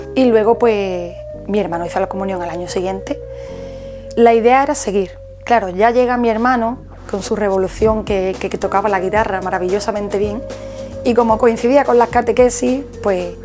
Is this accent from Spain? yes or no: yes; Jerez de la Frontera, Andalusia, Spain; Soy de Jerez